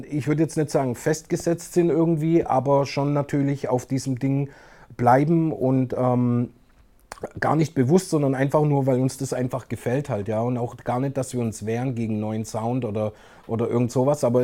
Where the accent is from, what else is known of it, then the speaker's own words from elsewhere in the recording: Crailsheim, Baden-Württemberg, Germany; Ich weiß noch, in Kralsheim, wo ich aufgewachsen bin, damals